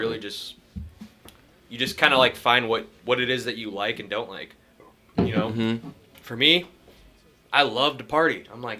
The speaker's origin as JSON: {"language": "English", "town": "Ketchikan", "region": "Alaska", "country": "United States", "said": "I'm from Ketchikan, Alaska."}